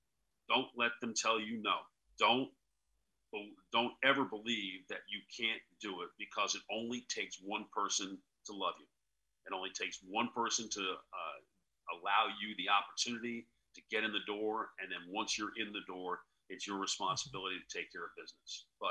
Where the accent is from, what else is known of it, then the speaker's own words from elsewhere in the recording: New York, United States; And obviously growing up in New York, there's more sports there than there is anywhere else in the world